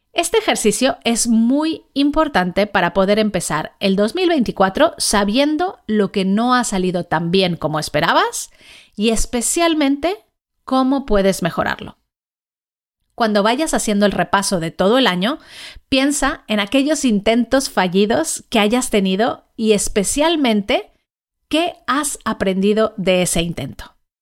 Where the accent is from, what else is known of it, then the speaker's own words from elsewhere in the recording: Mexico; Yo nací en México, crecí allí